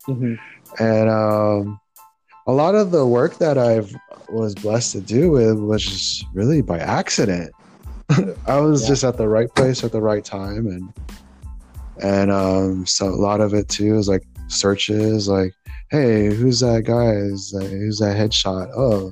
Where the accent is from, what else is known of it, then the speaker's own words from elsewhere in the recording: United States; You know, that's a really good question because being Filipino American.